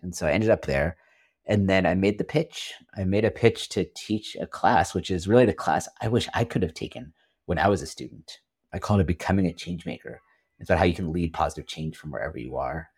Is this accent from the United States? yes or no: yes; Silicon Valley Bay Area, California, United States; moved away as an adult; also born or lived in Washington, D.C.; I grew up in the Silicon Valley Bay Area, United States